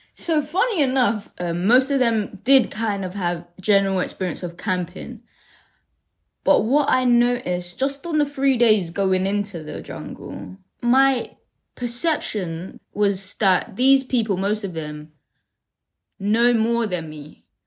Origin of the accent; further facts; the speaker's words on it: London, United Kingdom; growing up in Deptford